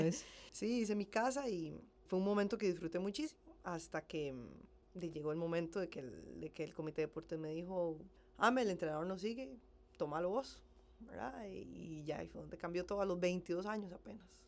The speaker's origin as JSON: {"language": "Spanish", "town": "San Ramón", "region": "Alajuela", "country": "Costa Rica", "tie": "born or raised there", "moved": "as an adult", "lives_now": "Heredia, Costa Rica", "said": "Soy de San Ramón, de La Juela, tengo 33 años, eh, nací allá, y a los 18 me pasé a vivir a Heredia"}